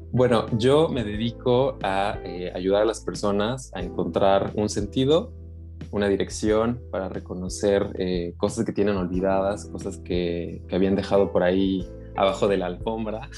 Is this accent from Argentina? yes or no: no; Mexico; now in Netherlands; aunque me separé de México, porque yo nací en México